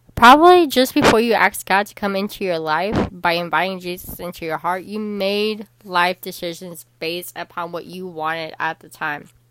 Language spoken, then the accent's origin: English; Chicago, Illinois, United States; the Chicago Bears were my hometown team in football because I am from Chicago, Illinois